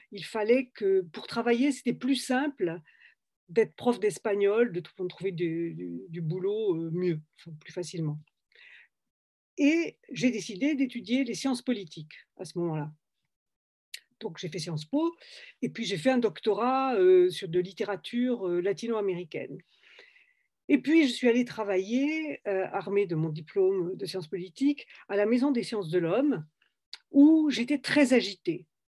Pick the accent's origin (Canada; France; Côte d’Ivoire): France; Toulouse, Occitania; moved away as an adult; also born or lived in Algeria / Paris; je venais de Toulouse et, que dans mon village en Algérie, on parlait espagnol